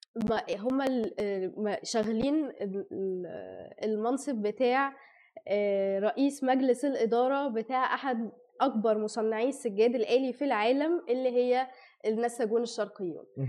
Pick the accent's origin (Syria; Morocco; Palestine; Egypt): Egypt; also born or lived in Saudi Arabia; احنا كمصريين